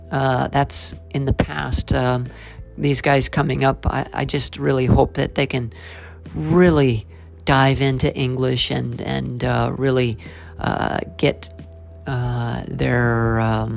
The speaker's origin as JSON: {"language": "English", "town": "Silver City", "region": "New Mexico", "country": "United States", "tie": "born or raised there", "moved": "yes", "lives_now": "Japan", "said": "I was born and raised in Silver City, New Mexico"}